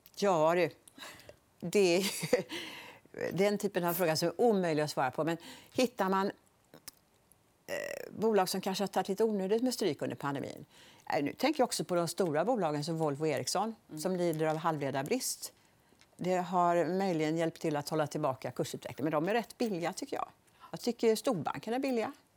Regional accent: Borås, Västra Götaland, Sweden; also born or lived in Gothenburg; Jag är uppvuxen i på Bonnvischan utanför Borås.

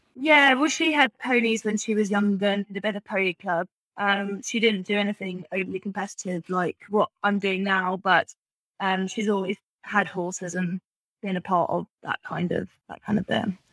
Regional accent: England, United Kingdom; also born or lived in Australia; all of my family are English, uh, so we came back over here mainly for that reason.

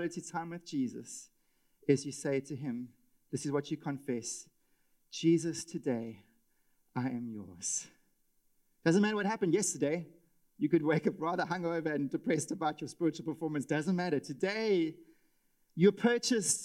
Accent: South Africa; as a South African husband and father

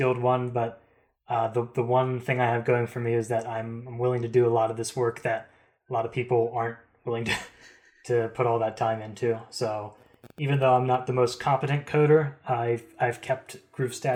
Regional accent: East Coast, United States; I'm from the East Coast.

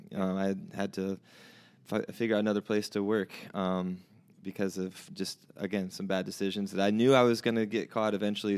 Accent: Bremen, Indiana, United States; moved away as an adult; also born or lived in Nashville; I'm from South Bend, from here, from Bremen, which is not, I guess you consider that South Bend. It's just a half an hour south of here.

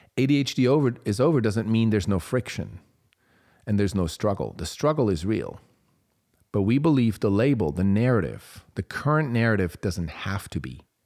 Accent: Switzerland; moved away; I grew up in Switzerland.

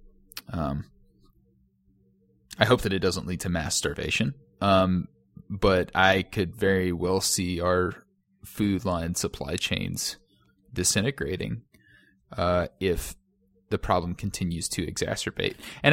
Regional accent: Kentucky, United States; but like, based on the culture that I was raised in Western Kentucky, all of those things culminated into all of those tenets.

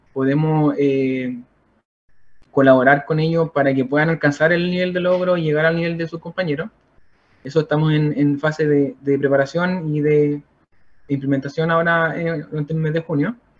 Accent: Santa Bárbara, Biobío, Chile; also born or lived in San Nicolás; yo soy oriundo de Santa Bárbara, eh, un poquito más al sur.

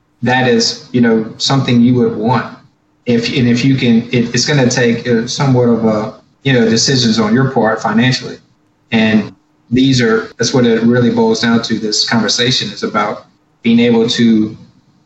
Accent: Baton Rouge, Louisiana, United States; I'm from Baton Rouge, and that I have family there

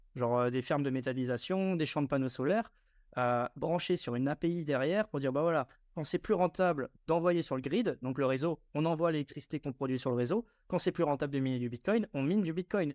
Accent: Strasbourg, Grand Est, France; Je viens de Strasbourg

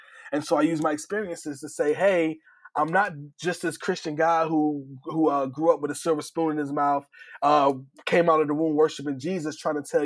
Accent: New Haven, Connecticut, United States; I grew up in New Haven, Connecticut

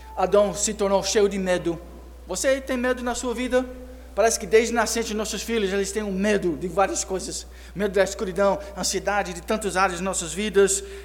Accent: United States; moved away; como criança, eu cresci nos Estados Unidos

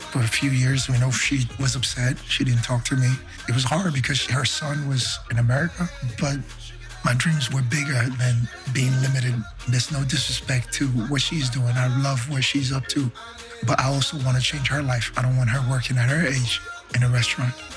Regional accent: Benin; I'm from Benin, West Africa.

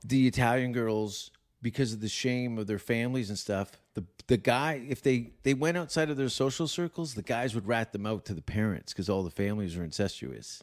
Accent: Hamilton, Ontario, Canada; also born or lived in Stoney Creek; I grew up in Hamilton

